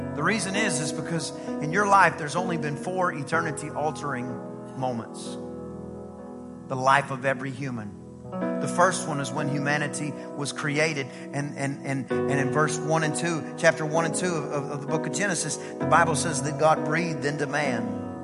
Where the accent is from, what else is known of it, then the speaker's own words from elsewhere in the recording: East Texas, United States; I'm from East Texas